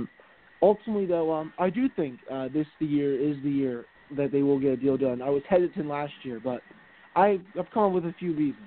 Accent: Virginia, United States; I'm from Virginia.

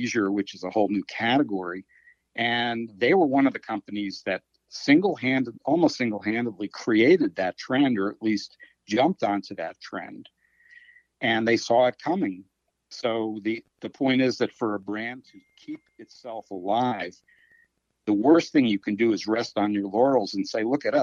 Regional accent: Washington, District of Columbia, United States; I grew up in the Washington, D.C. area as a Redskins fan

